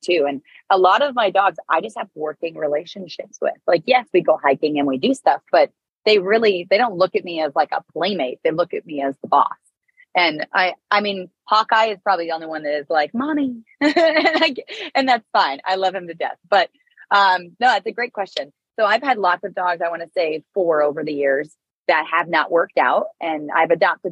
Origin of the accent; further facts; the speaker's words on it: Canada; moved away as an adult; I'm Canadian